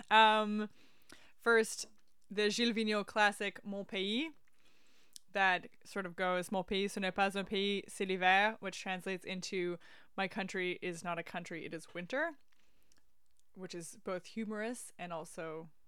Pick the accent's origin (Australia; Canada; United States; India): Canada; Montreal, Quebec; It sounds a lot like me growing up in Montreal